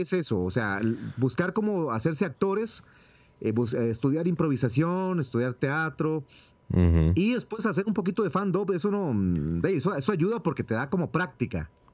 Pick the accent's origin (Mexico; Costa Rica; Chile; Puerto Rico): Costa Rica; Cafetal; Si les contara de dónde vengo yo, vengo de Cafetal, yo soy un, un actor este, de voz de Cafetal, o sea, yo vengo de, la zona rural donde no había luz